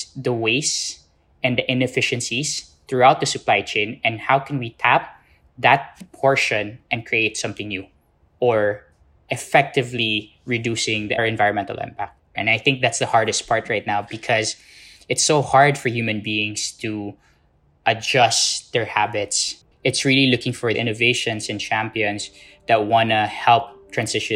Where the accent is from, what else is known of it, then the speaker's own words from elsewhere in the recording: Philippines; I come from the Philippines, born and raised in the Philippines